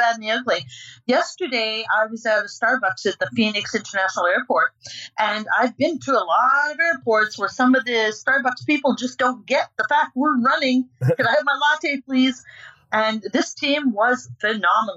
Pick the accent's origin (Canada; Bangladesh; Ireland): Canada; Prince Edward Island; And I was born in Prince Edward Island, a potato girl. We're called Spud Islanders from Prince Edward Island.